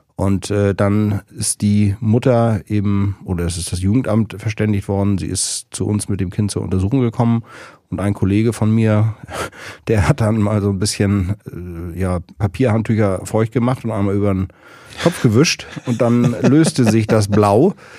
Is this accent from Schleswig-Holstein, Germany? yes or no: yes; Kronshagen, Schleswig-Holstein, Germany; now in Berlin, Germany; irgendwo in Kronshagen, wo ich aufgewachsen bin